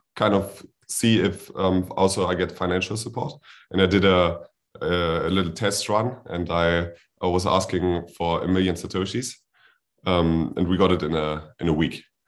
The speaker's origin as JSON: {"language": "English", "country": "Germany", "said": "I'm from Germany"}